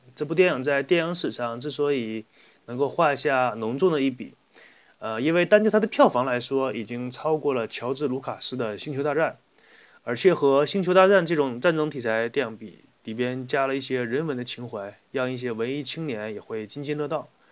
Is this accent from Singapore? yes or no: no; China; 我们中国的方言